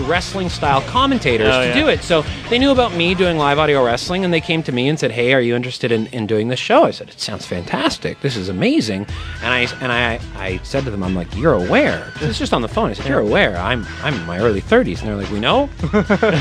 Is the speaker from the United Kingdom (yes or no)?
no; Canada; I am Canadian